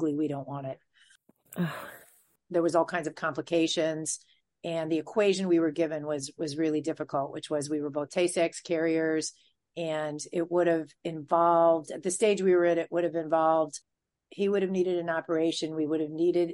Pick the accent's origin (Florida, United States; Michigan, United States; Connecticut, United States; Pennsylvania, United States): Michigan, United States; moved away as an adult; now in New York, United States; I grew up in a big conservative Jewish family. And the politics were very, you know, in where I was in Michigan was right wing